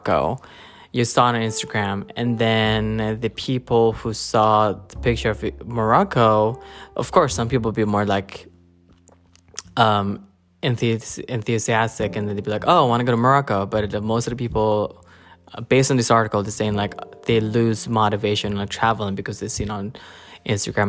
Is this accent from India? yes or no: no; Japan; moved away as an adult; also born or lived in Philippines; now in New York, United States; I was born in Philippines, grew up in Japan. I moved there when I was 9. Lived there for 17 years, and then I've been living in New York since 2014.